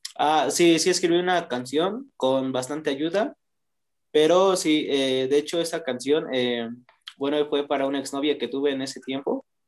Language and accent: Spanish; Toluca, State of Mexico, Mexico; soy de Toluca